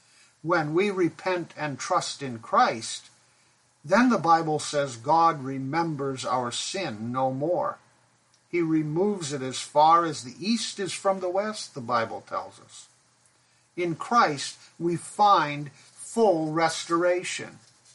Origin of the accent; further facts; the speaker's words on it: Pakistan; I grew up in Pakistan where my parents were missionaries. We lived in a large mission compound in a two-story brick house.